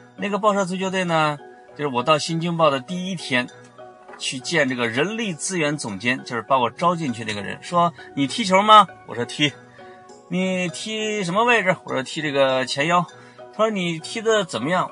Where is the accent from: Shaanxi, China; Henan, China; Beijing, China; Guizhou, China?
Henan, China; 我刚才说的是河南话